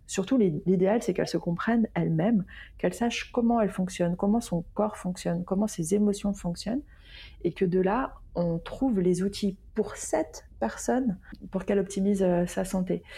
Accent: Lyon, Auvergne-Rhône-Alpes, France; now in Basque Country, France; à la base, je suis lyonnaise, puis j'ai euh, voyager

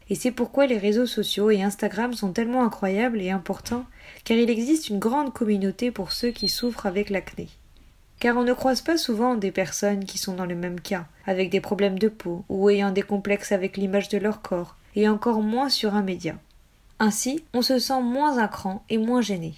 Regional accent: United States; je suis américaine

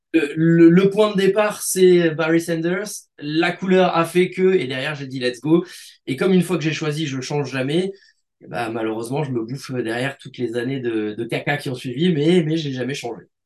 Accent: Grenoble, Auvergne-Rhône-Alpes, France; je suis originaire de Grenoble

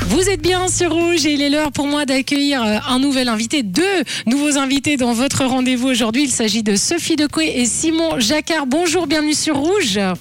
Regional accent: Italy; moved away; je suis italienne

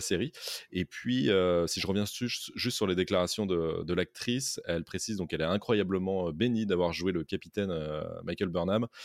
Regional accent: France; chez nous, en France

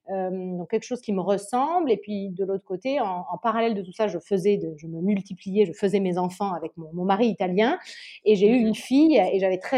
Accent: Nice, Provence-Alpes-Côte d'Azur, France; also born or lived in Normandy / Paris; now in Italy; À la base, moi, j'ai grandi dans le. Je suis normande, mais j'ai grandi dans le sud de la France, à Nice. Ouais. J'ai fini mes études à Paris, j'ai commencé à travailler à Paris, et puis je suis arrivée après.

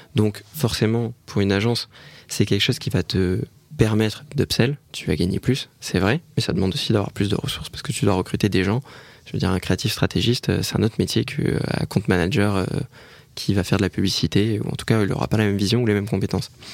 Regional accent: Bordeaux, Nouvelle-Aquitaine, France; on est bordelais

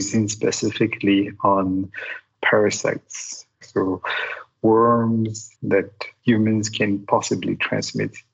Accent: Madagascar; also born or lived in St. Louis, Missouri, United States / Montreal, Canada; I was born and raised here in Madagascar.

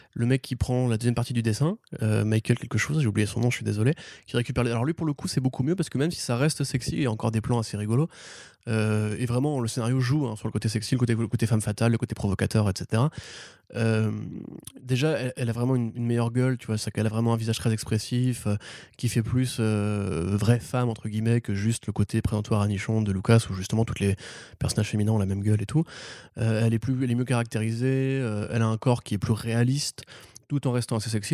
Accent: France; je suis un bon français

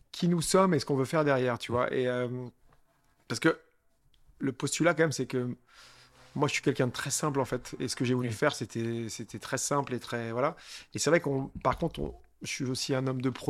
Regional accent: Brittany, France; Moi, je suis breton euh, d'origine, j'ai grandi en Bretagne, voilà, j'ai démarré.

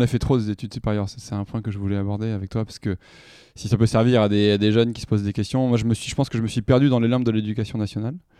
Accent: Toulouse, Occitania, France; je suis né en 83, c'est un petit moment déjà, à Toulouse, dans le sud-ouest

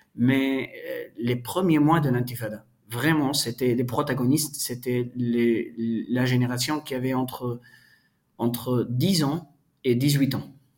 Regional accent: Palestine; also born or lived in Colombia; j'ai grandi en Palestine, j'ai vécu la plupart de ma vie en Palestine

